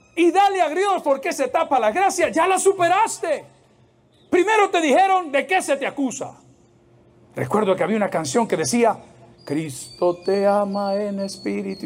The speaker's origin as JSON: {"language": "Spanish", "country": "El Salvador", "said": "¿cuántos somos salvadoreños aquí?"}